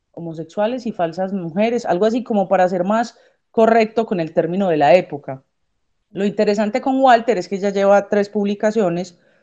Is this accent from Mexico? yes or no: no; Colombia; also born or lived in Medellín; ministra de Economía en mi país